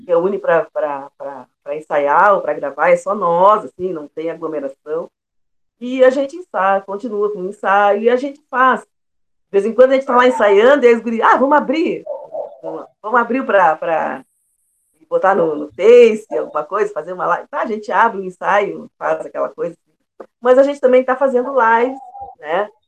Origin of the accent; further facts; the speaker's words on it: Pelotas, Rio Grande do Sul, Brazil; Sou pelotense, nasci aqui em Pelotas no dia 13 de setembro de 1962.